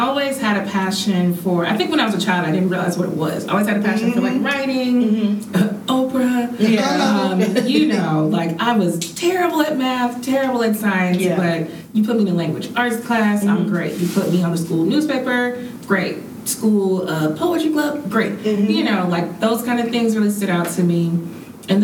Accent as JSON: {"language": "English", "town": "Marietta", "region": "Georgia", "country": "United States", "said": "I'm from Marietta."}